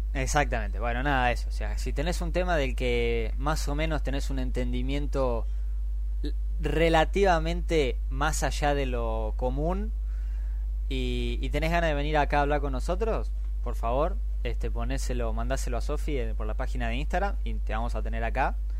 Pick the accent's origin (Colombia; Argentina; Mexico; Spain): Argentina